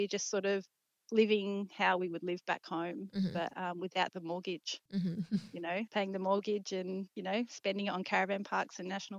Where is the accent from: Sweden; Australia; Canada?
Australia; South Australia; I'm from South Australia